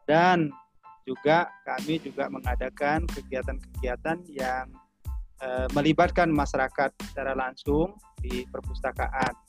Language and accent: Indonesian; South Sumatra, Indonesia; now in Sukabumi, Indonesia; saya asli dari Sumatera Selatan, kemudian saat ini kami berada di Sukabumi.